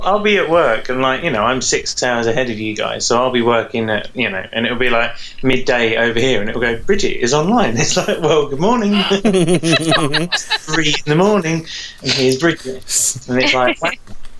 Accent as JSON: {"language": "English", "country": "United Kingdom", "said": "I'm British"}